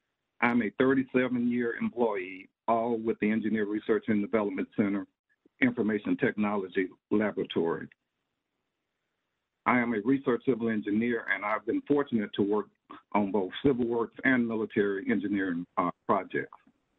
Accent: Logansport, Louisiana, United States; moved away; I'm a native of a small town in northwestern Louisiana near Shreveport called Logansport.

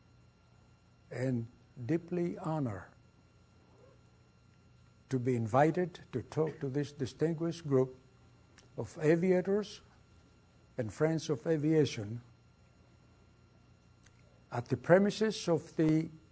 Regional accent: Athens, Attica, Greece; English is a second language; moved away as an adult; also born or lived in Brooklyn, New York, United States / England; now in United States; I was born in Athens, Greece.

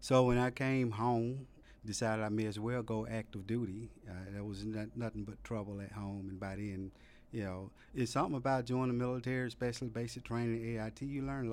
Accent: Birmingham, Alabama, United States; moved away as an adult; also born or lived in Germany; I grew up in Birmingham, Alabama, and it was a relatively low-income neighborhood

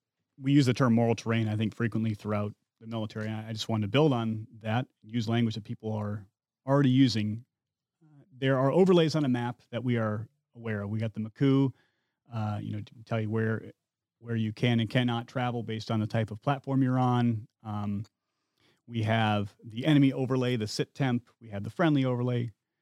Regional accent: Midwest, United States; I come from the Midwest, where hunting is kind of a way of life. To put food on your plate in the winter, you shoot deer or rabbits. I had some exposure to firearms as a kid.

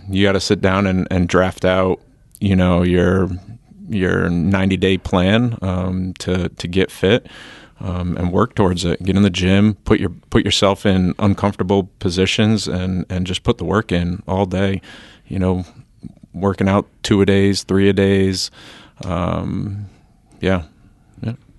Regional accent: New Hampshire, United States; we come from New Hampshire

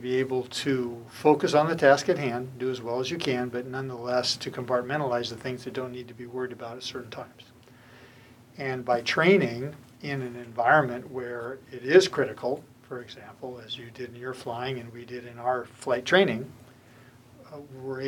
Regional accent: Southern California, United States; also born or lived in Moscow; now in Monterey, United States; I grew up in Southern California, surfing, skateboarding

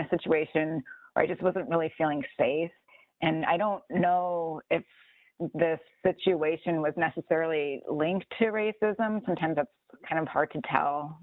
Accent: Chicago, Illinois, United States; also born or lived in Portland district; now in Milwaukee, United States; I was born in Chicago and I currently live near Milwaukee, Wisconsin.

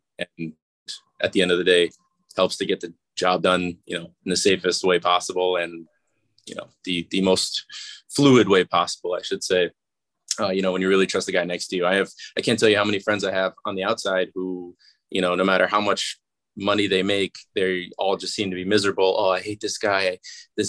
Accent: Massachusetts, United States; I'm from Massachusetts as well, and it's a 20-minute drive from where I grew up

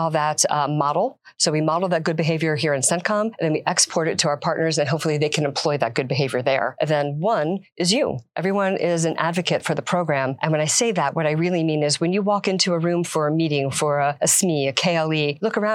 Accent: Silver Spring, Maryland, United States; now in Florida, United States; I originally am from Silver Spring, Maryland

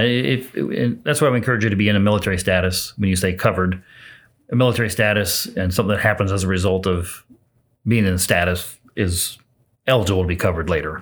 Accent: Jasonville, Indiana, United States; now in Lafayette, United States; Southern Indiana's home, a little town called Jasonville

